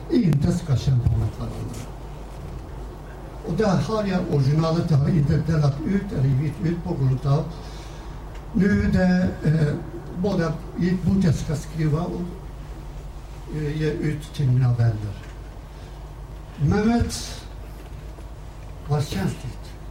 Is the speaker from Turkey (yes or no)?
yes; Harput, Elazığ Province, Turkey; Swedish is a second language; moved away as an adult; now in Sweden; från min hemstad Harpet, Buzbara